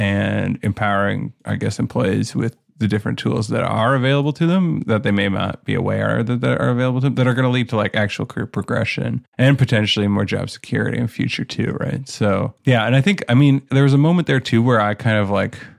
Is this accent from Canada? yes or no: yes; Canada; I'm from Canada.